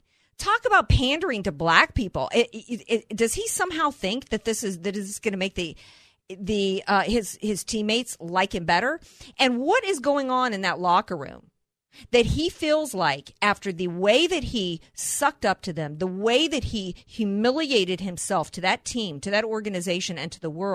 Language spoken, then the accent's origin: English; Deep South, United States; somebody who grew up in the Deep South